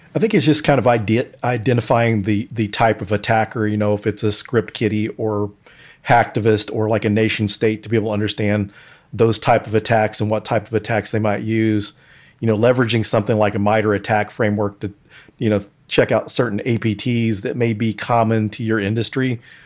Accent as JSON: {"language": "English", "town": "Denton", "region": "Texas", "country": "United States", "tie": "born or raised there", "said": "my hometown of Denton, Texas."}